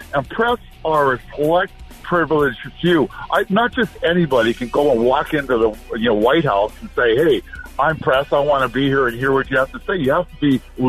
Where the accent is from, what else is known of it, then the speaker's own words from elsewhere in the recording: Canada; now in Los Angeles, United States; I'm from Canada, so I have to learn all this stuff down here.